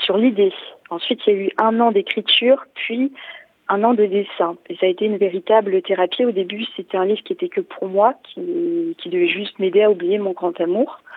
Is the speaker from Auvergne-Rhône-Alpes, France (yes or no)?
no; Poitiers, Nouvelle-Aquitaine, France; Je suis née au CHU de Poitiers le 3 décembre, un jour où il neigeait, donc j'ai toujours vécu à Poitiers